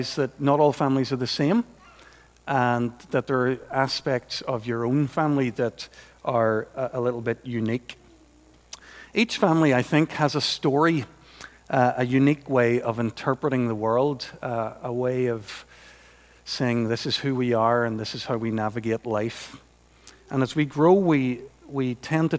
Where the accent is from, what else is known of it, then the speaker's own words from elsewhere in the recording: Portadown, Northern Ireland, United Kingdom; growing up in Portadown in the 70s, as I did, when you had parents called Lutz and Ermgard